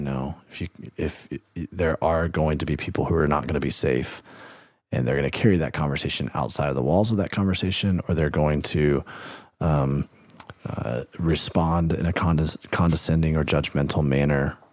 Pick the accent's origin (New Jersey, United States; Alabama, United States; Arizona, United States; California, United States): Alabama, United States; my home state, Alabama, where I grew up